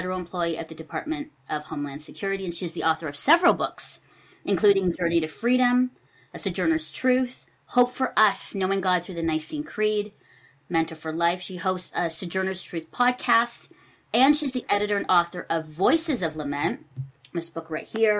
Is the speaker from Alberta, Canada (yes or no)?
no; Burlington, Ontario, Canada; I'm here in my hometown of Burlington, Ontario